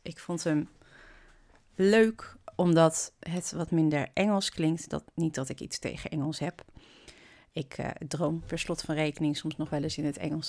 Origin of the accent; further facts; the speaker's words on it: Kampen, Overijssel, Netherlands; kom ik uit Hansestad Kampen